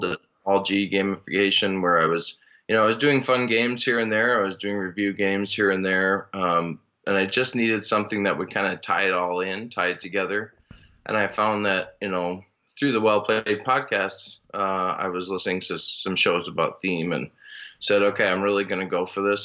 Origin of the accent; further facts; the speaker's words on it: Minnesota, United States; now in Northern Michigan, United States; I originally am from Minnesota